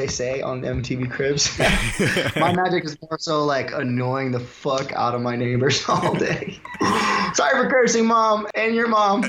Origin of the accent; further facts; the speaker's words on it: St. Louis, Missouri, United States; also born or lived in Houston; Like, I grew up in St. Louis, and before that I was in Houston, and I was mixed race